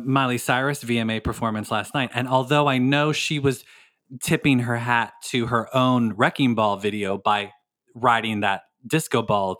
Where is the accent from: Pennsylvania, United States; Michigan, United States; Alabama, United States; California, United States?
Pennsylvania, United States; Philadelphia; accent: Northeast Philly; my accent would, it'd be a Northeast Philly accent.